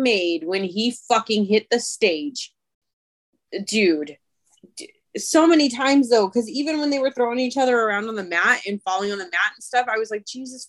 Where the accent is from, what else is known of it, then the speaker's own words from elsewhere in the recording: Michigan, United States; accent: Michigan; sometimes my Michigan accent comes out, so I say pin like pen